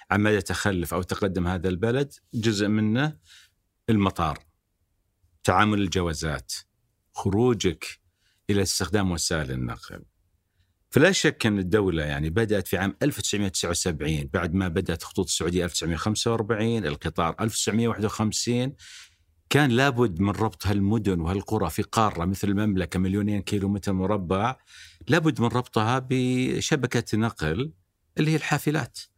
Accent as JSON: {"language": "Arabic", "country": "Algeria", "tie": "born there", "also_born_or_lived": "Lebanon / United States", "said": "ولدت في الجزائر بعدين درست بدايه الابتدائي في لبنان الى ان انهينا الابتدائي في امريكا"}